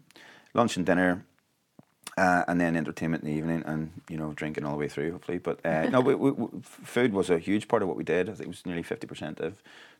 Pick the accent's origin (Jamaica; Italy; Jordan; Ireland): Ireland; now in Arizona, United States; We probably had an unfair advantage, though, being Irish.